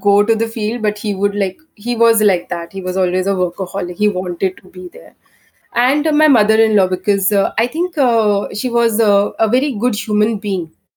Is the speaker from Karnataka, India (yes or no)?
yes; Bangalore, Karnataka, India; I'm from Bangalore